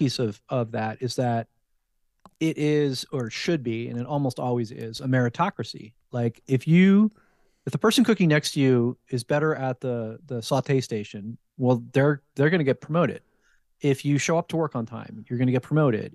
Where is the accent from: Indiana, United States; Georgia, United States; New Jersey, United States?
New Jersey, United States; also born or lived in Fredericksburg, Virginia / Richmond, Virginia; now in Sacramento, United States; I grew up in New Jersey